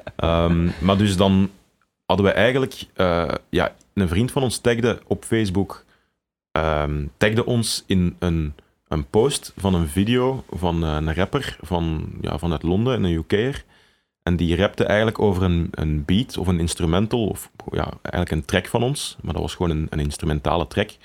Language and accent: Dutch; Tienen, Flanders, Belgium; moved away as an adult; also born or lived in Leuven; now in Antwerp, Belgium; we zijn allebei samen opgegroeid in Tiene of in en rond Tienen.